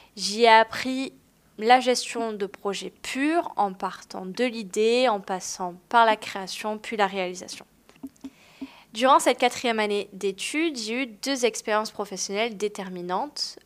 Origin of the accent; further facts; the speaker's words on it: Marseille, Provence-Alpes-Côte d'Azur, France; moved away; Aujourd'hui, j'habite à Marseille, ma ville natale